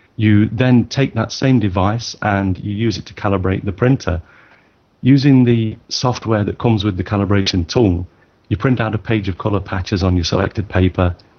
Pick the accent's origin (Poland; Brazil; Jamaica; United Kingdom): United Kingdom; now in Tokyo, Japan; I'm a British born photographer based in Tokyo